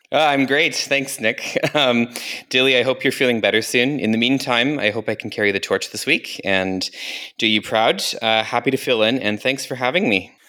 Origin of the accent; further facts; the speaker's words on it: Calgary, Alberta, Canada; now in Germany; Calgary, my hometown